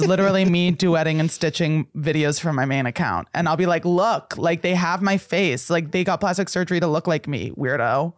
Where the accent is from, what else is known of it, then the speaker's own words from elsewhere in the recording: New Jersey, United States; moved away; growing up in the North